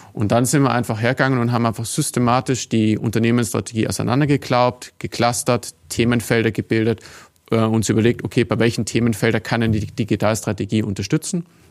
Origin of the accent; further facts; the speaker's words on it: Tyrol, Austria; moved away; also born or lived in Vienna; ich bin in Tirol aufgewachsen